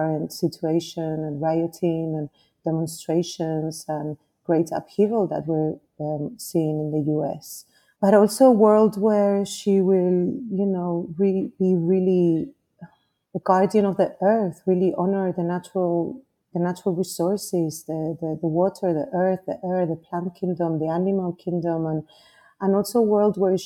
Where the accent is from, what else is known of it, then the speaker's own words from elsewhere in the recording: Spain; also born or lived in Nigeria; now in Costa Rica; I was born in Nigeria, in West Africa, but at the age of 2, my parents decided to move back to Spain